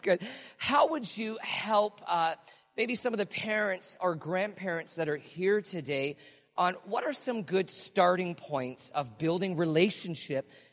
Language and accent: English; Canada; as Canadian kids growing up, tings was not in our language.